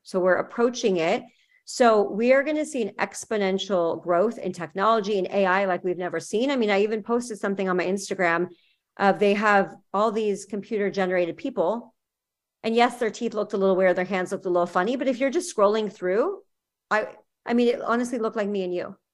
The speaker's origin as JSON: {"language": "English", "region": "California", "country": "United States", "moved": "as an adult", "lives_now": "Miami, United States", "said": "I'm from California"}